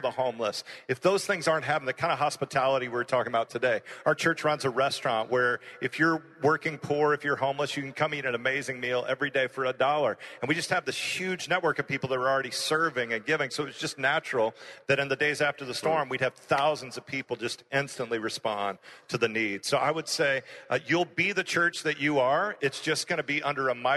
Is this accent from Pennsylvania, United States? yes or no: no; Houston, Texas, United States; I ended up starting a church in my hometown in Houston